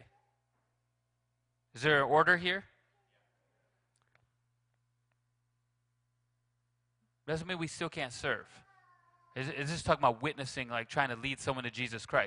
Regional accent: Grand Rapids, Michigan, United States; now in Mount Pleasant, United States; I'm from Grand Rapids

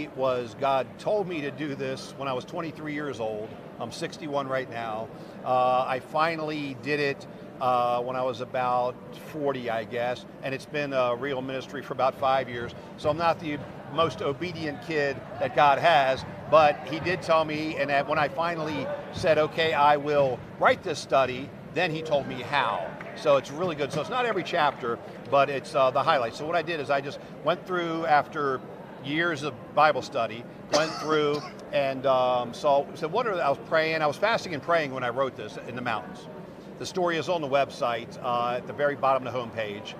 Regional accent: United States; growing up in America

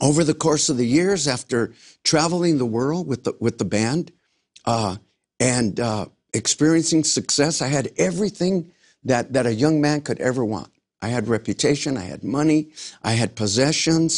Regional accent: Los Angeles, California, United States; I grew up in South Central Los Angeles

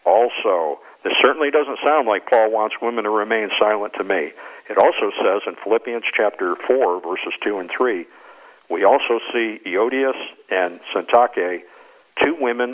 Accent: Adams, Massachusetts, United States; my hometown, Adams, Massachusetts

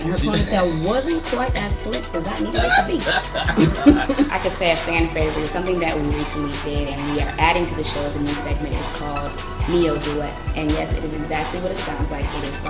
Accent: Houston, Texas, United States; moved away; I am originally from Houston, Texas.

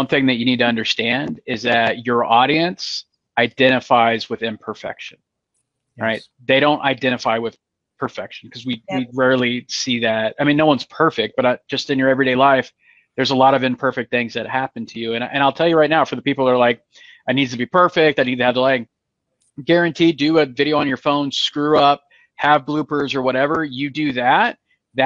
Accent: California, United States; now in East Coast, United States; I was born and raised in California

